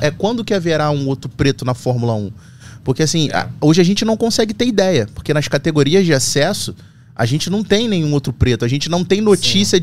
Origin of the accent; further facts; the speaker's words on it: Rio de Janeiro, Brazil; vim de Bento Ribeiro subúrbio do Rio de Janeiro.